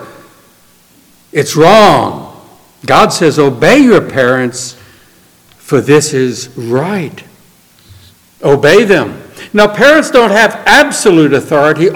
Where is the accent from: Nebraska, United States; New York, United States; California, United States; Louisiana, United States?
Louisiana, United States; New Orleans; I grew up in New Orleans